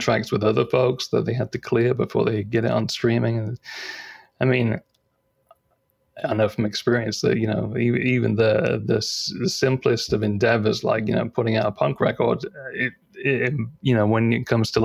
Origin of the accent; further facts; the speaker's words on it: East Anglia, East of England, United Kingdom; And I'm from East Anglia